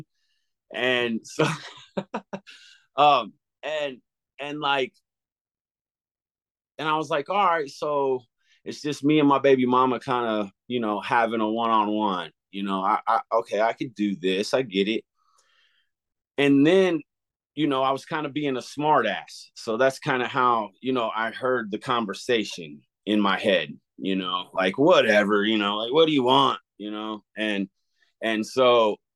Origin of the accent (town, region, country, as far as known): Glenpool, Oklahoma, United States; born or raised there; also born or lived in Claremore, Oklahoma